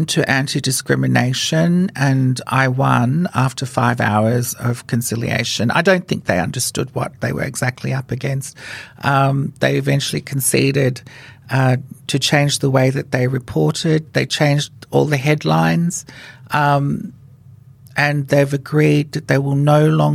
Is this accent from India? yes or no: no; Fiji; moved away as an adult; now in Australia; I was born in Fiji, and I was the first transgender woman in Fiji to be legally given a female name by the Fijian government